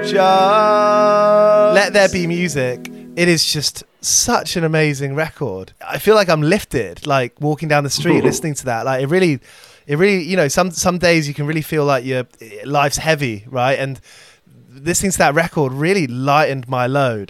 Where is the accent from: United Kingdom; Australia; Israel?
United Kingdom; as a British person